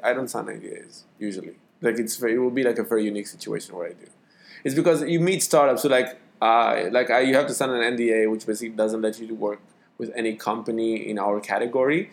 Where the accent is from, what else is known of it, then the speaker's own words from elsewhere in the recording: Israel; accent: Israeli; my Israeli accent